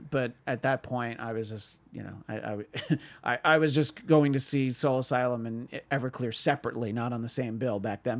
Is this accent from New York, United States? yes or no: yes; New York, United States; the part of New York state that I grew up